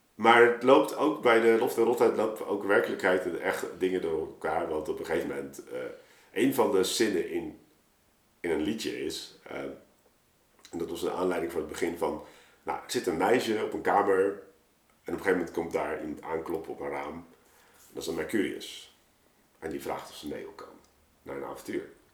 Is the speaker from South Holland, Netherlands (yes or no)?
yes; Rotterdam, South Holland, Netherlands; we zijn geen Amsterdammers hier